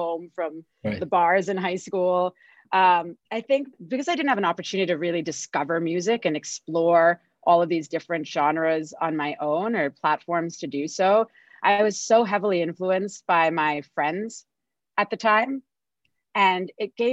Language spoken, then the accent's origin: English; Singapore; I grew up in Singapore, and Singapore was more conservative in the 90s than it is today